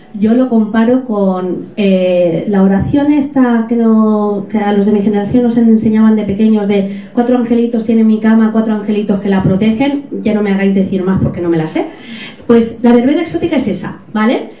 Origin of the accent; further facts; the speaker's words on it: Alcoy, Valencian Community, Spain; Yo soy de Alcoy, estamos rodeados de montañas